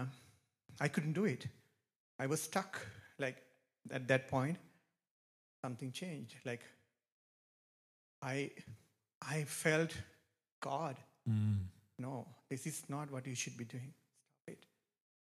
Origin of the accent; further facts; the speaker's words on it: Sri Lanka; moved away; I am from Sri Lanka. It's probably you have heard of it. It's a small island near India. It's a very beautiful country. It's a good country to live. But I grew up there